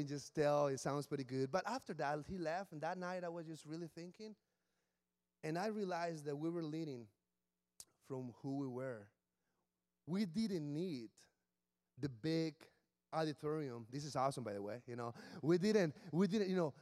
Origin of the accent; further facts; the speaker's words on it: Mexicali, Baja California, Mexico; English is a second language; moved away as an adult; also born or lived in Williamsburg, Virginia; now in Washington, D.C., United States; I'm from Mexicali, which is in the border with California